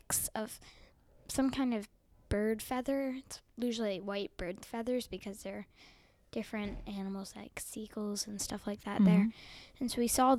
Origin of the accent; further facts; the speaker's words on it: New York, United States; I'm from New York